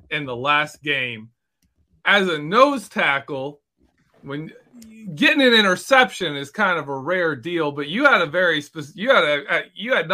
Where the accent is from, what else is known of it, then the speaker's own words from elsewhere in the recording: Michigan, United States; moved away; also born or lived in Ohio; I'm a Michigan guy. I was born in Michigan ended up moving to Ohio. And in uh, the 1991 season, I was living in Ohio.